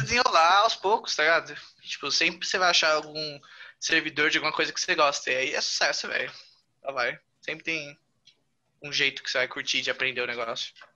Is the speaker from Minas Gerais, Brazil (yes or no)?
no; São Paulo, Brazil; sou paulista.